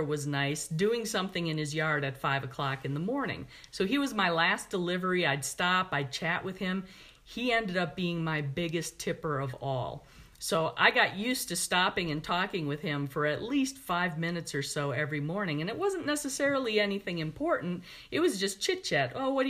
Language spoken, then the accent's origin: English; Milwaukee, Wisconsin, United States; I was growing up in Milwaukee